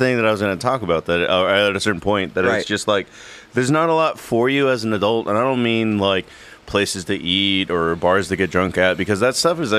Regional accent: Eagle Pass, Texas, United States; Border Patrol agents that moved to my hometown, and they kind of are affecting the culture a little bit

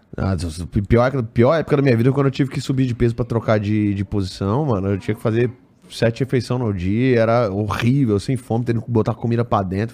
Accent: Pernambuco, Brazil; minha família é toda pernambucana, fui criado em Pernambuco

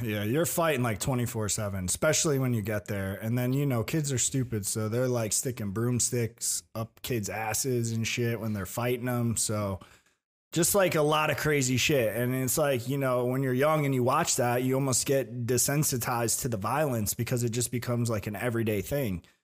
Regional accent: Tampa, Florida, United States; I was born in Tampa. Yeah. So um, I was born in Tampa

